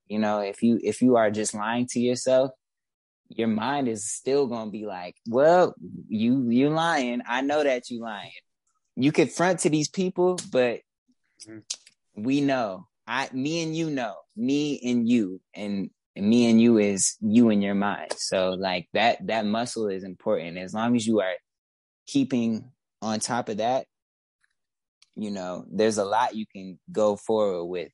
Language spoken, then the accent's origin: English; Detroit, Michigan, United States; also born or lived in Woodbridge, Detroit / Midtown, Detroit; I was raised specifically in West Warren. So yeah, West West Side